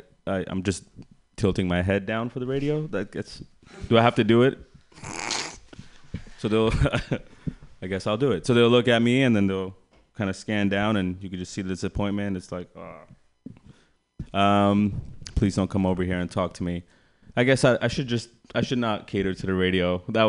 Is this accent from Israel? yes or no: no; India; I'm Indian. My parents encouraged a lot of competition when I was younger.